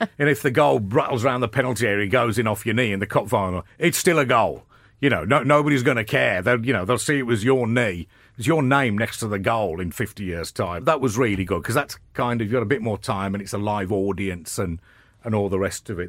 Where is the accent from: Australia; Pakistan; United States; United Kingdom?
United Kingdom; Birmingham, West Midlands; moved away as an adult; now in London, United Kingdom; coming from Birmingham